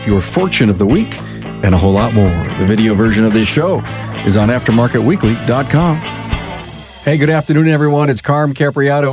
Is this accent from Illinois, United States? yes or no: no; Buffalo, New York, United States; that's my hometown